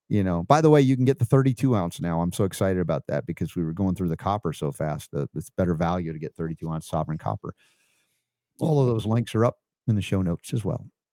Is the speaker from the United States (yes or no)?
yes; Stone Mountain, Georgia, United States; also born or lived in New York / South Florida; they didn't know Jewish people all that much when I grew up in Stone Mountain